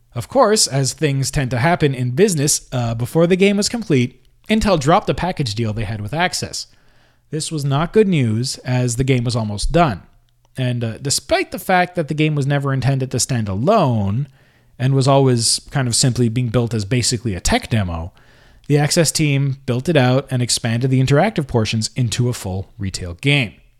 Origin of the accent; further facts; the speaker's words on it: Canada; I was born in Canada and I always kind of lived in a place where I spoke the language